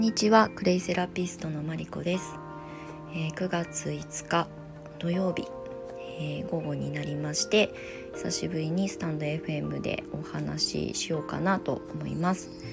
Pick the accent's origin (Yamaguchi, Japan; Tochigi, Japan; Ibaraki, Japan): Ibaraki, Japan; Kasama; moved away; also born or lived in Tokyo; 茨城県の笠間市というところの生まれ育ちでもう超ど田舎ですね